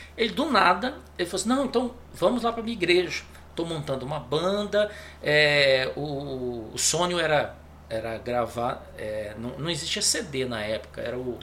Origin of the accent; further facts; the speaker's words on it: Belém, Pará, Brazil; moved away as an adult; also born or lived in Recife; eu, eu sou de Belém, né? Belém do Pará